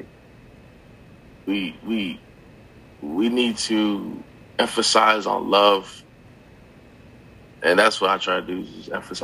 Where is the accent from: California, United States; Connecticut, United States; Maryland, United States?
Connecticut, United States; I'm from Connecticut